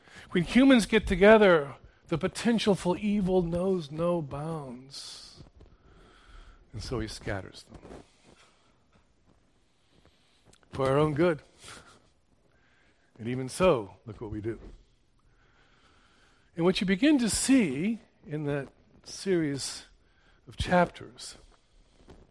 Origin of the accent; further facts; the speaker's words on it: Houston, Texas, United States; I was born and raised in Houston